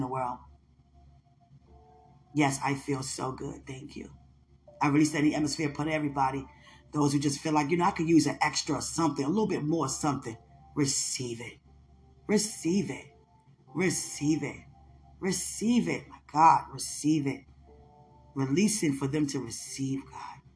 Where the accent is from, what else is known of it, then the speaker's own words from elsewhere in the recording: Washington, District of Columbia, United States; I'm from D.C.